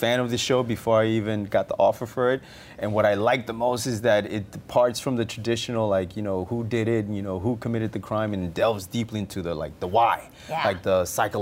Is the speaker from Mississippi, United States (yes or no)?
no; New York, United States; I grew up in New York. I went to college in New York